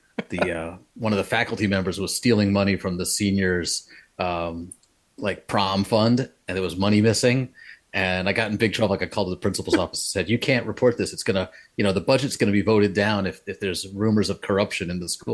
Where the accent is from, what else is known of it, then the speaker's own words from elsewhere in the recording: Rockland County, New York, United States; also born or lived in Brooklyn, New York; I grew up in Rockland County, New York. Went to Spring Valley High School